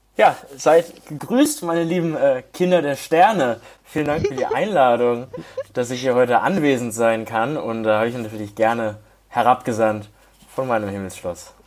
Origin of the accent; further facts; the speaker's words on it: Hamburg, Germany; moved away as an adult; also born or lived in Bayreuth; Ich komme ursprünglich aus Hamburg